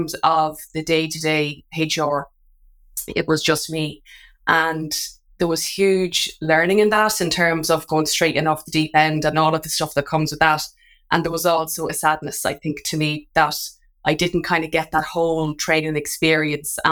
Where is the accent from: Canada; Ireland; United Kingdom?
Ireland; Drogheda, Leinster; Drogheda, which is my hometown.